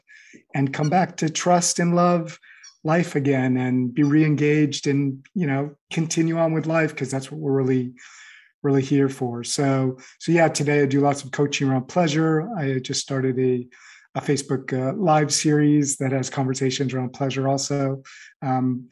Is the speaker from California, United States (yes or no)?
yes; Los Angeles, California, United States; moved away as an adult; now in Paris, France; I grew up in the Los Angeles area